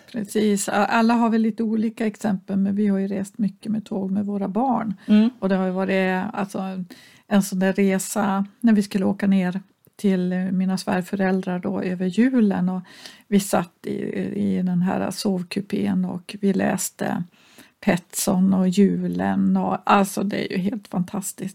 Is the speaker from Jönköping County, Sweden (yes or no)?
no; Kiruna, Norrbotten County, Sweden; när jag växte upp i Kiruna